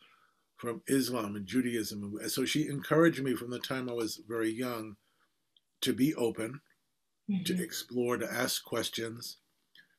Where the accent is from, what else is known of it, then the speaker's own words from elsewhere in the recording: New York City, New York, United States; I was born in Brooklyn, in Bay Ridge, and I'm second generation American